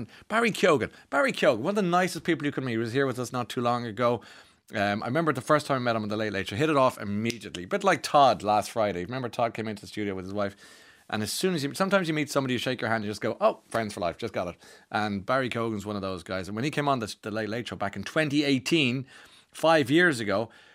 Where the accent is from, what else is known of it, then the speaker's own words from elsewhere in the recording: Ireland; I'm Irish